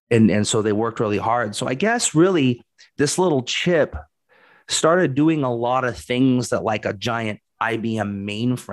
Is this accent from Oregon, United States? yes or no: yes; Portland, Oregon, United States; moved away; I was from Portland too, and we had the big Intel plant.